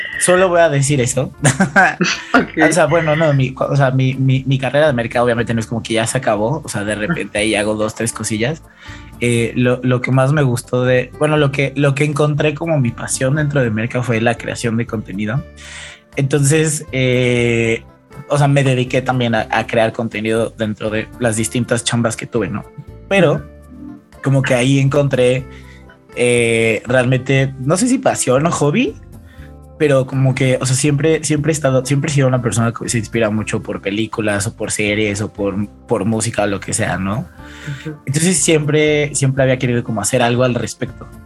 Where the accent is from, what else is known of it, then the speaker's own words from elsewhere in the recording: Mexico City, Mexico; soy de Ciudad de México